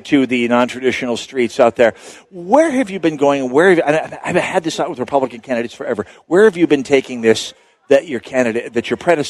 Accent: Saint Paul, Minnesota, United States; as a St. Paul guy

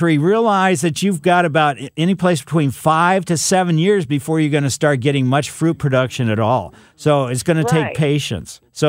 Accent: Ellisville, Missouri, United States; But growing up in Ellisville, which is, you know, West County, we had peach trees and we had cherry tree in our backyard.

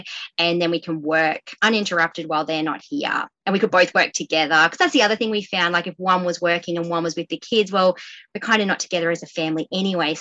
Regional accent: Queensland, Australia; moved away as an adult; now in Swansea, Australia; we're from Queensland

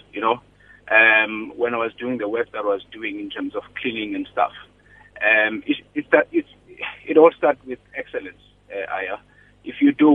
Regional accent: Grahamstown, Eastern Cape, South Africa; moved away as an adult; I was born and bred in the Eastern Cape in a farm near Grahamstown.

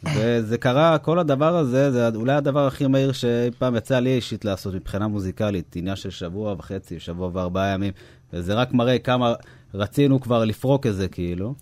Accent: Hod HaSharon, Central District, Israel; אנחנו גרים באותה, גרנו באותה שכונה, גדלנו ביחד

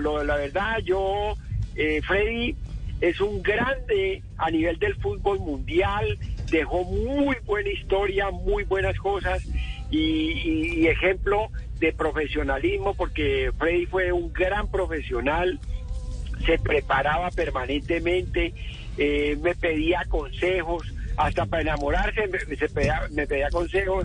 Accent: Colombia; como colombianos

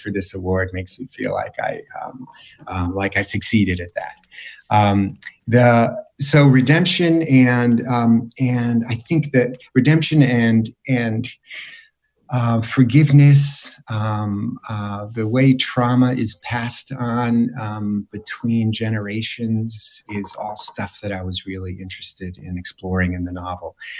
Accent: East Granby, Connecticut, United States; I grew up in East Granby

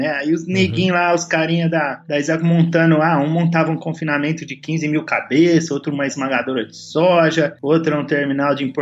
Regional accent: Franca, São Paulo, Brazil; meu pai é industrial, sou de Franca, aqui interior de São Paulo, então

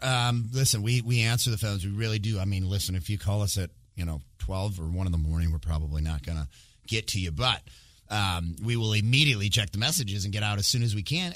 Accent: Michigan, United States; moved away; I actually went back to my home state where I'm from originally, which is Michigan

